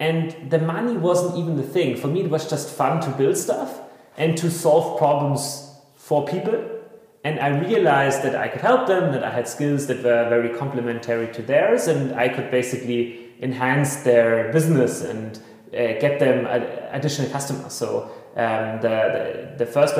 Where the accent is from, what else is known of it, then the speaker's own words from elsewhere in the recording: Bavarian Forest, Germany; I grew up very rurally in the Bavarian forest, in the midst of the wilderness.